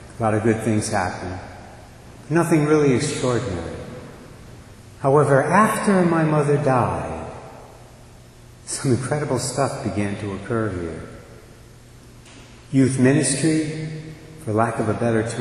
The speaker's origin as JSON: {"language": "English", "town": "Barrington", "region": "Rhode Island", "country": "United States", "tie": "born or raised there", "also_born_or_lived": "Westerly, Rhode Island", "said": "the parish I grew up in Barrington"}